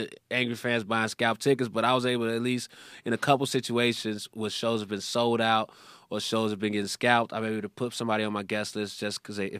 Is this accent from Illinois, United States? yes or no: yes; Chicago, Illinois, United States; Yeah, I'm from Chicago.